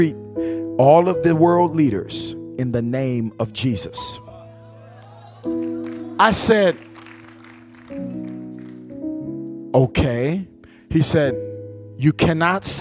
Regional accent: Flint, Michigan, United States; I'm from Flint, Michigan

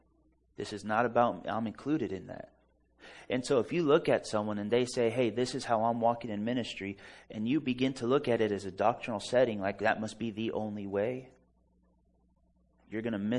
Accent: La Mirada, California, United States; I was born in La Mirada, California.

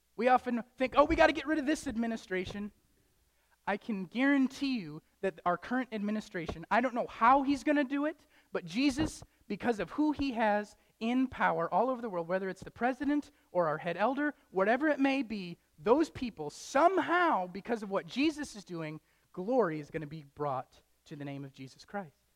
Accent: Traverse City, Michigan, United States; moved away as an adult; now in Wisconsin, United States; I don't want to move away from my hometown. I don't want to move away from Traverse City

